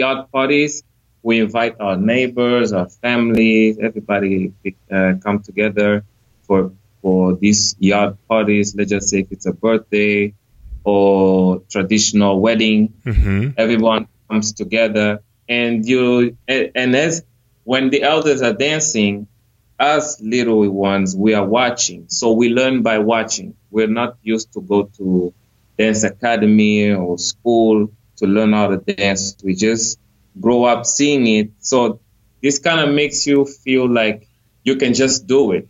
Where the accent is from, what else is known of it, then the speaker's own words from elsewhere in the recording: Angola; I come from Angola